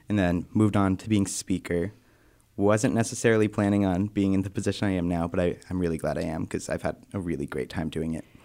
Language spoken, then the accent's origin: English; Northampton, Massachusetts, United States; moved away as an adult; now in Keene, United States; I'm from Northampton, Mass, just about an hour south from here